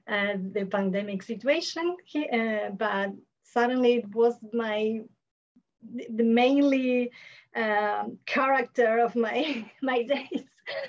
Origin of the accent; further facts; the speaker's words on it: Buenos Aires, Argentina; I'm from Buenos Aires, Argentina.